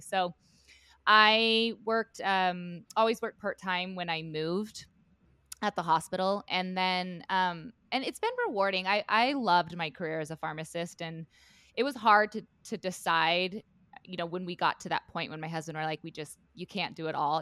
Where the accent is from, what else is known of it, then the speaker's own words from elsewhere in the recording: Southwest Montana, United States; I grew up in Southwest Montana on a cattle ranch there